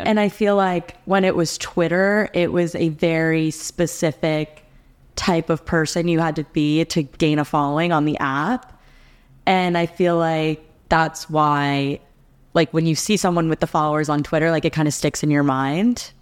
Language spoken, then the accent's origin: English; New Jersey, United States; moved away as an adult; also born or lived in Alabama; now in Nashville, United States; I'm from New Jersey